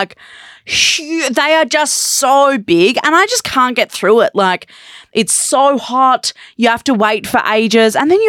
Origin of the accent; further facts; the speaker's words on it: Australia; no, we're from Australia.